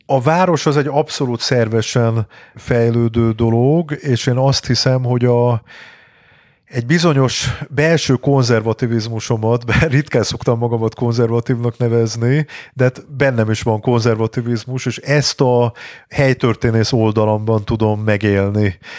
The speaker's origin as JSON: {"language": "Hungarian", "region": "Budapest", "country": "Hungary", "tie": "born or raised there", "said": "én világéletemben Budán laktam, uh-huh. Mhm. Óbudán születtem, meg utána sok ö, negyedben éltem, tehát sok helyen éltem, de mindig Budán"}